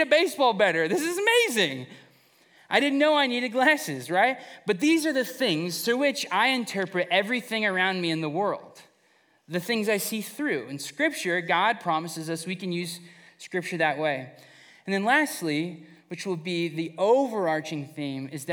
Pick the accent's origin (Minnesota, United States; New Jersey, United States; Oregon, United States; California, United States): California, United States; Fresno; Growing up in Fresno